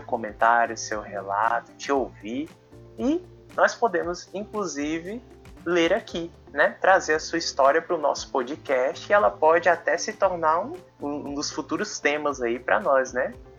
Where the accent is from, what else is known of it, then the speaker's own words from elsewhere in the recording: Brasília, Federal District, Brazil; também sou deficiente visual e sou de Brasília